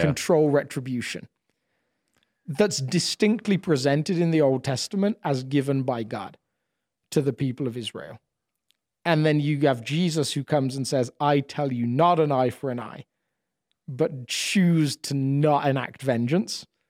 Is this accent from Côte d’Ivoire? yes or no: no; United Kingdom; moved away as an adult; now in United States; as a British person